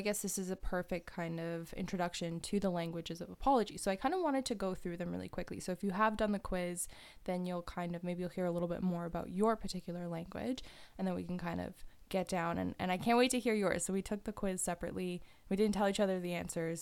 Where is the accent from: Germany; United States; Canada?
Canada; just outside of Toronto, Ontario; moved away as an adult; now in Waterloo, Canada; where I grew up was just outside of Toronto